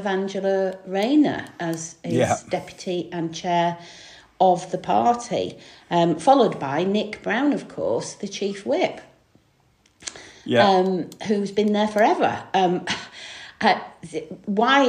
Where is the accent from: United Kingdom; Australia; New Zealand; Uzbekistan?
United Kingdom; Stockport, North West England; also born or lived in Manchester; I was born in Manchester, but grew up in Greater Manchester in the Stockport area